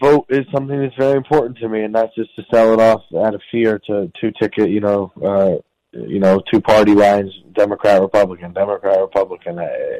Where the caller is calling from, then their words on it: Brooklyn, New York, United States; I'm calling from federal prison in Brooklyn, New York.